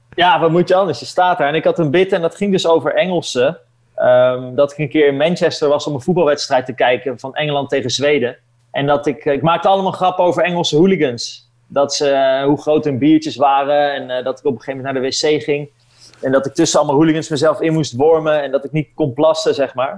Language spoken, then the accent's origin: Dutch; Netherlands; ik ben natuurlijk ben gewoon een Nederlander